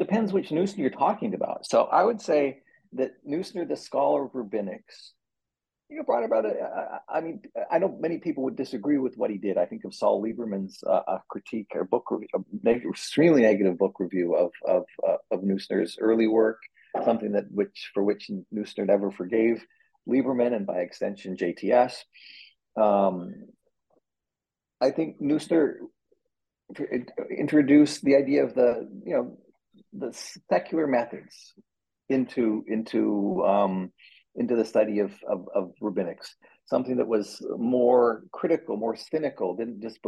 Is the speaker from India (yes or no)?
no; Canada; moved away as an adult; now in United States; I say this as a Canadian